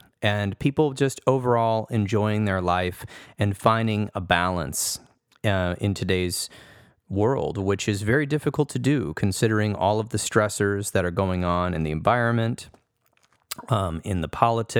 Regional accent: Michigan, United States; moved away as an adult; also born or lived in Arizona; now in Grand Rapids, United States; moving from Arizona back to my home state of Michigan after about 10 years

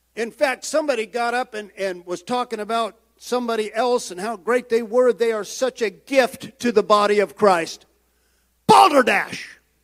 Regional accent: United States; I am proud American

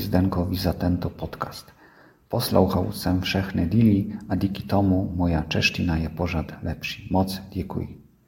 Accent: France; Czech is a second language; jsem z Francie

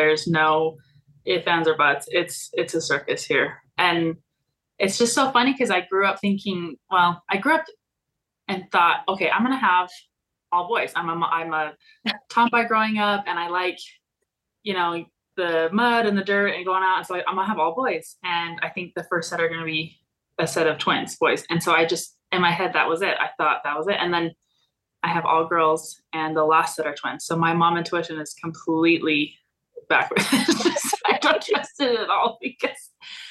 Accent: Bear Lake, Idaho, United States; also born or lived in Cache Valley, Utah; I am born and raised in Idaho from Bear Lake

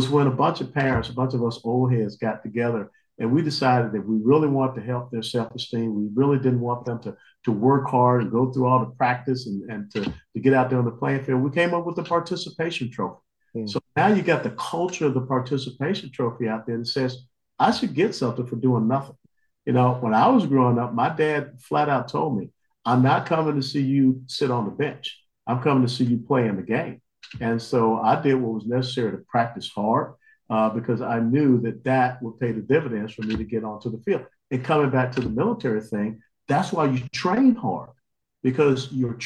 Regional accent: Georgia, United States; I grew up in Georgia, SEC football

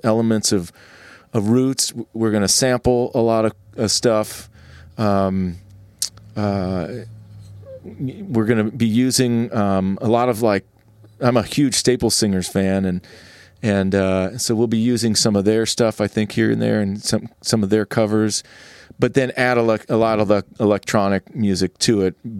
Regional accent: California, United States; also born or lived in Charlotte, North Carolina; I'm from California

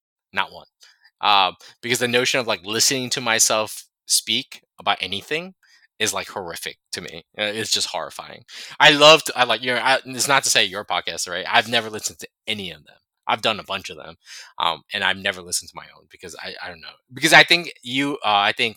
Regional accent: United States; as an American, I say GIFs

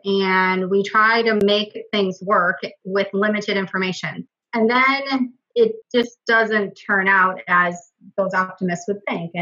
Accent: Wisconsin, United States; also born or lived in Milwaukee, Wisconsin / Green Bay, Wisconsin / Fond du Lac, Wisconsin / Shiocton, Wisconsin; I've been born and raised in Wisconsin and lived in several different cities within the state

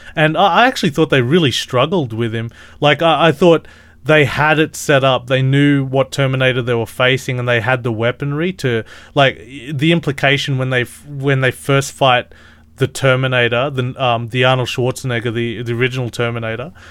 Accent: Australia; I'm Australian

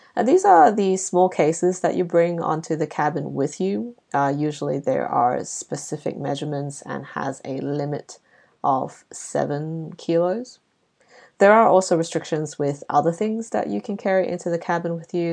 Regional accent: Malaysia; now in Australia; growing up in Southeast Asia

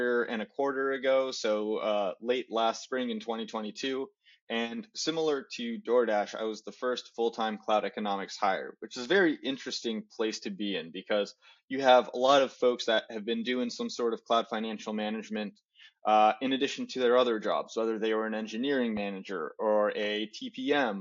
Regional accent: Chicago, Illinois, United States; also born or lived in Portland; now in Los Angeles, United States; I was born and raised in Chicago, lived internationally for a little bit, came back to the States for school. And now I live in Los Angeles after spending about 7 years in Portland.

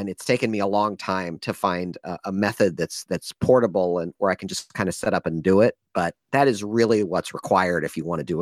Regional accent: Midwest, United States; now in San Francisco, United States; I've been in San Francisco almost 20 years, even though I'm originally from the Midwest, um, okay. and proudly so.

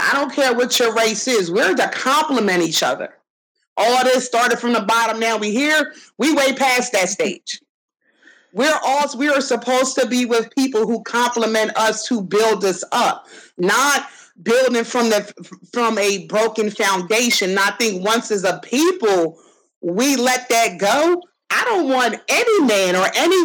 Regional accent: New Jersey, United States; also born or lived in Atlantic City / Ventnor; I'm from Jersey

